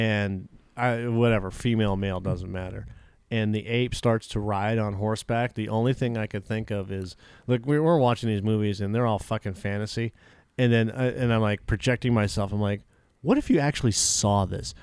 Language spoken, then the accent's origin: English; Massachusetts, United States; I was born in Massachusetts